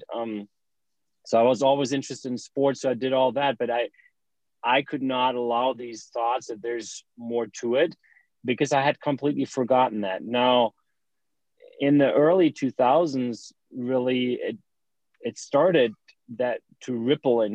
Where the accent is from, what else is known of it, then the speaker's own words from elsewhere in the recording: Germany; moved away as an adult; also born or lived in United States; I'm from Germany originally. I was born and raised there